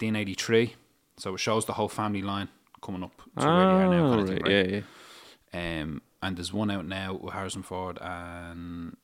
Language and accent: English; Ireland; I'm outraged. I'm Irish. I'm outraged.